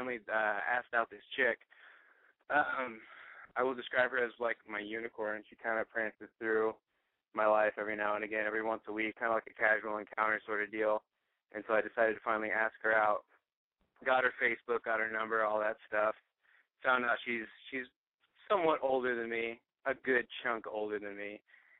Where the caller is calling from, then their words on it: Oregon, United States; 25, calling from Oregon.